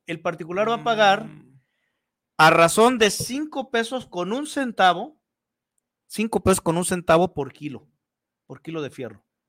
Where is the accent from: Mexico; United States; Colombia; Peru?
Mexico; como buenos mexicanos